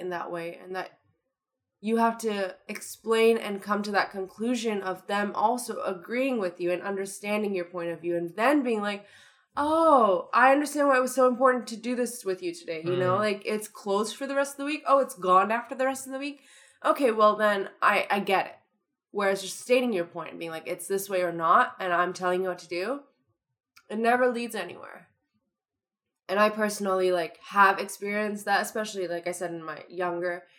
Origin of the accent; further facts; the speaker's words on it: Toronto, Ontario, Canada; accent: Toronto; I'm just using my Toronto accent